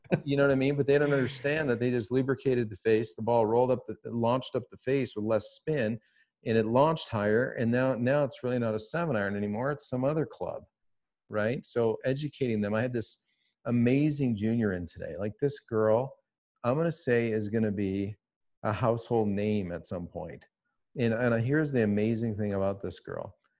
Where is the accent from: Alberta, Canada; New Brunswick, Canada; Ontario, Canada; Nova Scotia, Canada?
Ontario, Canada; Toronto; I'm from Toronto